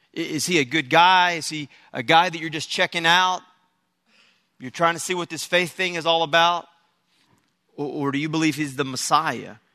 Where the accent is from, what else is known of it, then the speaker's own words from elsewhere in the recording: Texas, United States; I'm from Texas, so my, my, um, you know, I've lived in Texas all my life